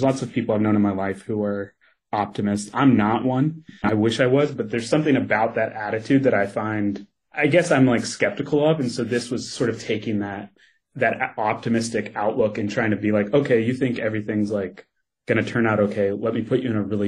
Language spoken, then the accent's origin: English; Kentucky, United States; moved away; I grew up in Kentucky